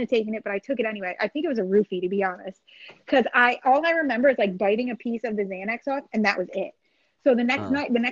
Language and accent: English; New Jersey, United States; I am from New Jersey